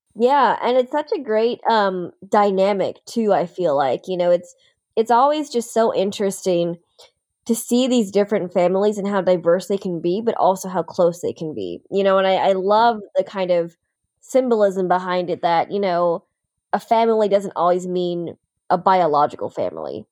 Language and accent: English; upstate New York, United States; also born or lived in Anyang, South Korea; I grew up in upstate New York